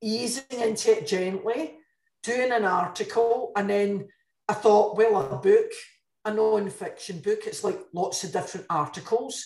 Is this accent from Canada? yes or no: no; Glasgow, Scotland, United Kingdom; moved away as an adult; now in Dordogne, France; I'm a Glaswegian